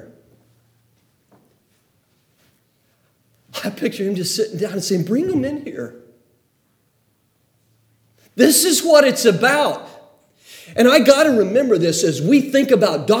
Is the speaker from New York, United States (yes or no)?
no; Oklahoma, United States; the generation I grew up in Oklahoma